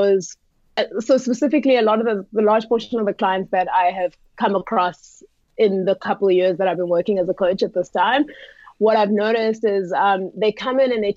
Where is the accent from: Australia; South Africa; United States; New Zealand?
South Africa; I'm from South Africa.